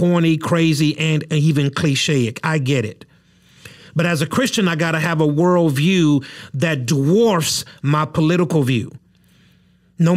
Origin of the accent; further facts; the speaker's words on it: United States; a citizen of the United States of America